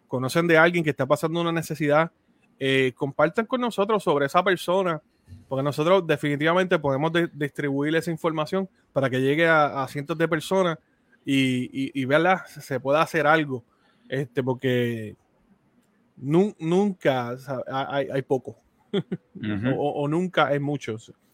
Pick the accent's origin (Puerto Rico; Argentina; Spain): Puerto Rico; nosotros dos somos de Puerto Rico